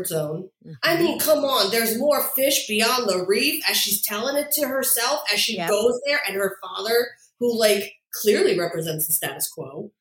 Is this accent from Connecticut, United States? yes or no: no; 10 minutes outside of New York City, New Jersey, United States; I was born 10 minutes outside of New York City